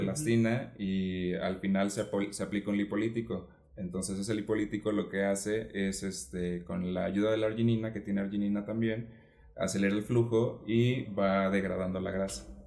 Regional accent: Ciudad Valles, San Luis Potosí, Mexico; moved away as an adult; now in Puebla, Mexico; yo soy de Ciudad Valle, San Luis Potosí

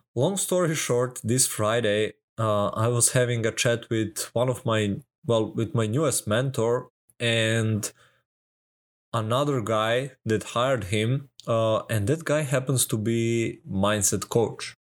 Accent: Serbia; I'm from Serbia

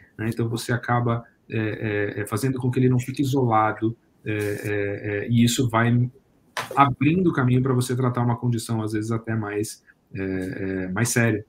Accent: Brazil

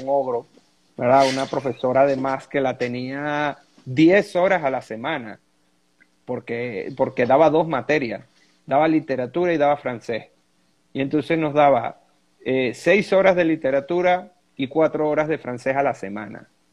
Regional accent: Venezuela; como decimos aquí en Venezuela.

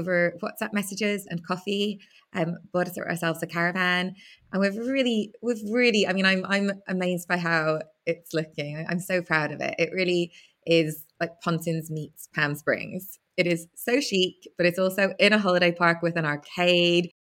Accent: Belfast, Northern Ireland, United Kingdom; growing up in Belfast

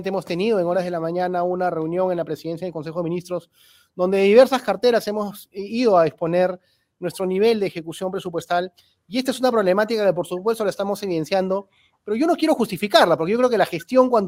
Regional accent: Peru; pero lo que tenemos que hacer ahorita, como peruanos, es tratar de encontrar los puntos en común para poder salvar esta situación de crisis

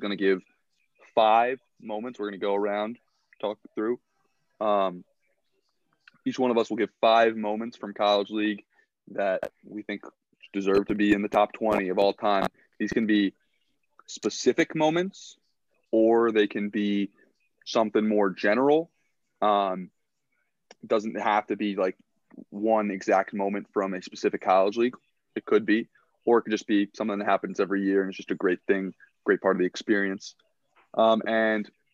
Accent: Baltimore, Maryland, United States; I'm from Baltimore. I'm in Baltimore.

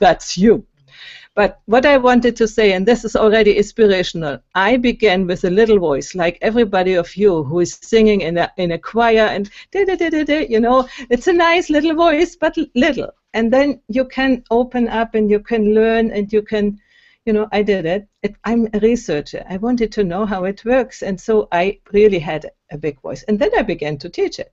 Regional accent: Germany; moved away as an adult; also born or lived in Berlin, Germany; now in Italy; I'm from Germany, and I grew up in Germany and went to university in Berlin

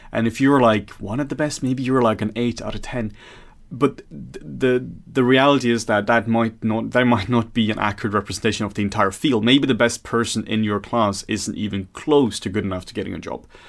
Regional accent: Norway; now in Denmark; I'm from Norway and working in some Denmark here

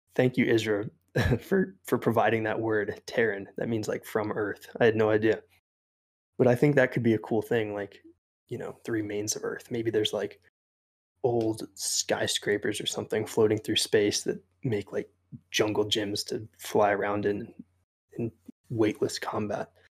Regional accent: East Coast, United States; I grew up on the East Coast

